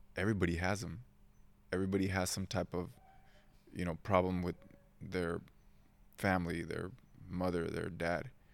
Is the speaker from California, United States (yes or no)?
yes; Oceanside, California, United States; English is a second language; also born or lived in Mexico; I was born in San Diego, well, not San Diego quite, Oceanside